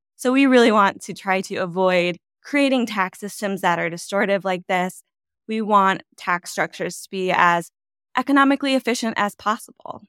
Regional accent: just west of Chicago, Northern Illinois, United States; moved away; I am from Northern Illinois, just west of Chicago

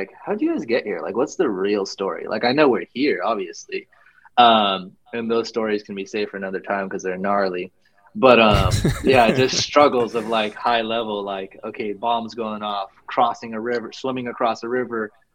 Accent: Albuquerque, New Mexico, United States; also born or lived in California; Born and raised in Albuquerque, New Mexico.

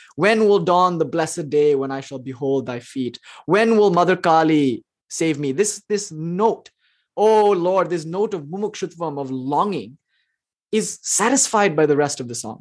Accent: India; I'm Indian, so that's in me

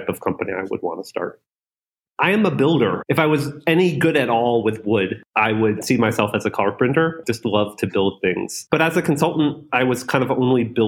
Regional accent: North Florida, United States; moved away as an adult; also born or lived in Silicon Valley; I was born in North Florida.

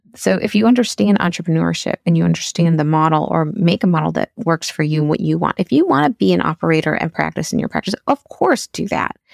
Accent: Chicago, Illinois, United States; moved away; I decided to go into pediatric residency and was accepted back at my hometown in Chicago

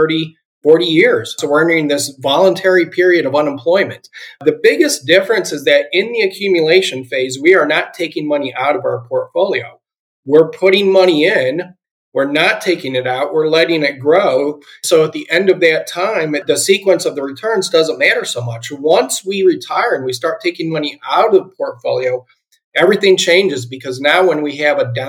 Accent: Akron, Ohio, United States; I am originally from Ohio. I grew up in the Akron, Ohio area

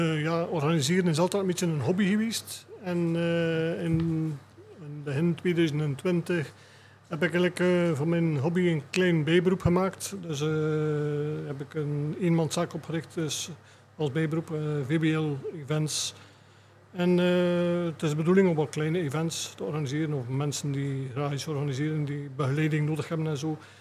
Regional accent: Moorsele, Flanders, Belgium; we zijn alle drie afkomstig uit Moorsielen

